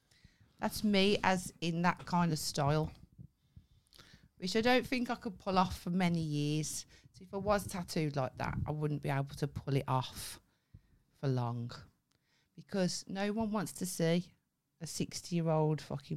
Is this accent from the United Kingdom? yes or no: yes; Birmingham, West Midlands, United Kingdom; I'm not a yam yam. I'm a Brummie.